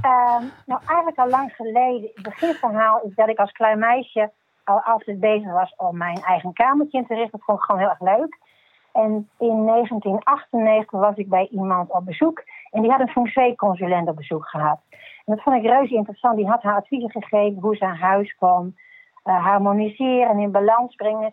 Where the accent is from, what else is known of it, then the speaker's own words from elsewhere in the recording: Gelderland, Netherlands; moved away as an adult; now in Groningen, Netherlands; Ik kom uit Gelderland